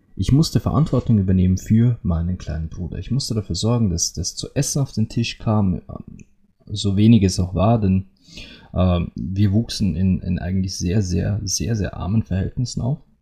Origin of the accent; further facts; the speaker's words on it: Austria; bei uns in Österreich